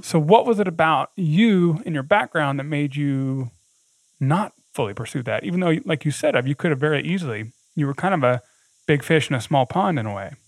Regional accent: the South, United States; I grew up in the South

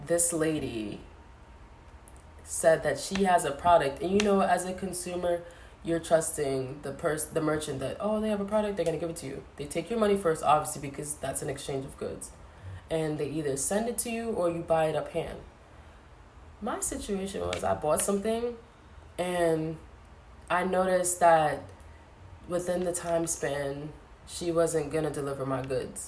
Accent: United States; I'm American

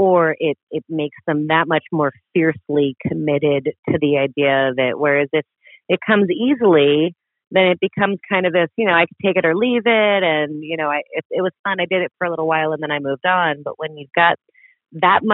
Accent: New York, United States; I grew up just outside of New York City

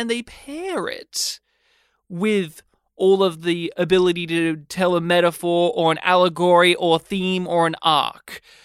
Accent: Australia; I'm Australian

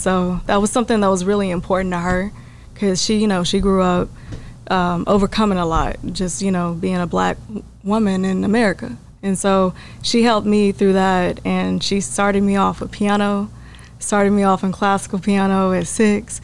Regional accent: Terrell, Texas, United States; now in Dallas, United States; I am from East Texas

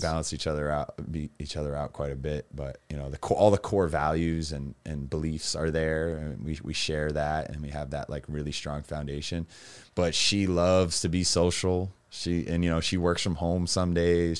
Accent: Massachusetts, United States; Growing up in Massachusetts

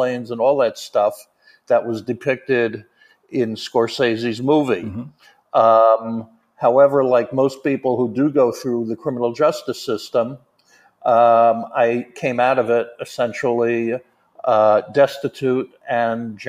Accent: New York, United States; also born or lived in South Florida; I'm from New York

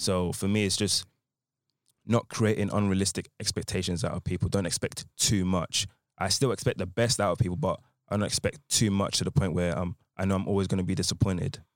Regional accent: Essex, East of England, United Kingdom; I'm from Essex

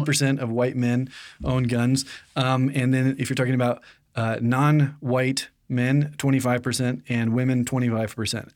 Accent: United States; being born and raised in America

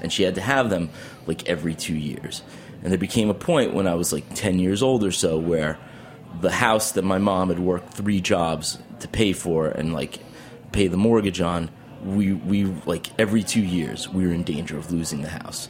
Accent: Albertson, New York, United States; now in Brooklyn, United States; I grew up in Long Island, New York

